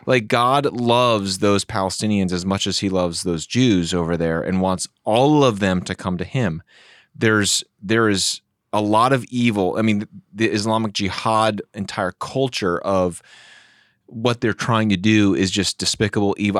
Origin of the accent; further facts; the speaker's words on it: United States; as American evangelical Christians